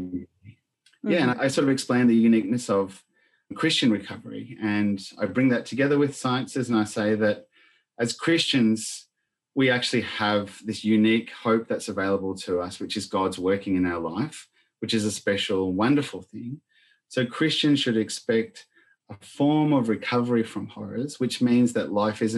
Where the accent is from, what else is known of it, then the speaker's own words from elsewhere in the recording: Argentina; moved away; growing up in Argentina in the middle of a civil war